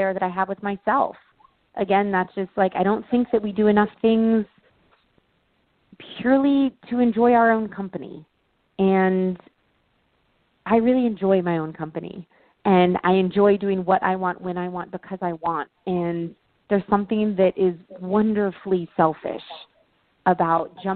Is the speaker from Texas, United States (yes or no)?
yes; Texas, United States; moved away as an adult; also born or lived in California; Growing up in America, growing up in Texas